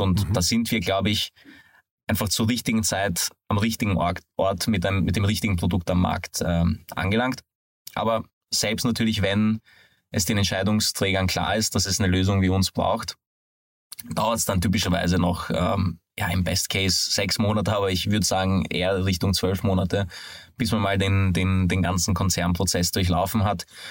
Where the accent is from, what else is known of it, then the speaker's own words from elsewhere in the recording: Hungary; moved away; bin aber ein gebürtiger Ungar